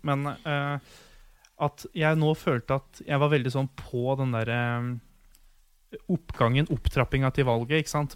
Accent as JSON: {"language": "Norwegian", "town": "Ottestad", "region": "Innlandet", "country": "Norway", "moved": "yes", "said": "huset hjemme i Otstad"}